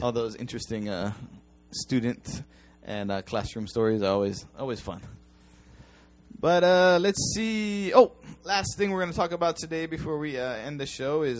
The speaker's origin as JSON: {"language": "English", "country": "United States", "moved": "yes", "lives_now": "Japan", "said": "I'm an American"}